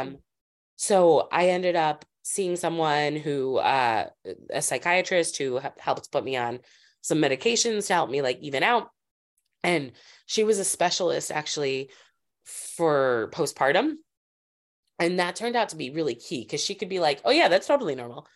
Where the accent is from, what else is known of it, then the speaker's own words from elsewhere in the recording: Springfield, Massachusetts, United States; also born or lived in Los Angeles, California; now in Brooklyn, United States; I grew up in Springfield, Massachusetts.